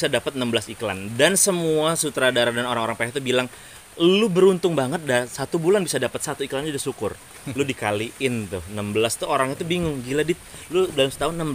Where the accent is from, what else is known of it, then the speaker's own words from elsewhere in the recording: Lampung, Indonesia; gue dari Lampung gue bangga gue dari